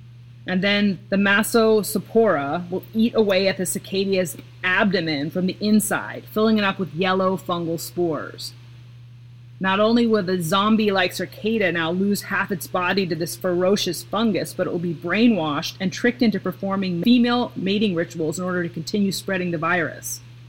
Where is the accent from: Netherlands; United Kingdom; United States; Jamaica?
United States; Pacific Northwest; Cause like I come from the Pacific Northwest and I'm used to like hurricane gales